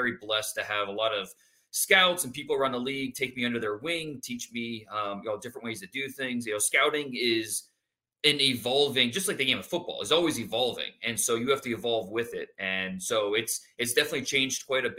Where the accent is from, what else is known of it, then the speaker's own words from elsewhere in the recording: Northeast Ohio, United States; I was 12, 13, growing up in Northeast Ohio